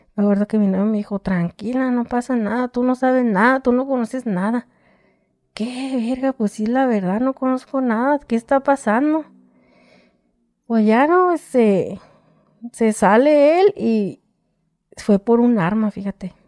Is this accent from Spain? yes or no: no; Tijuana, Baja California, Mexico; also born or lived in Michoacán; yo soy de aquí de Tijuana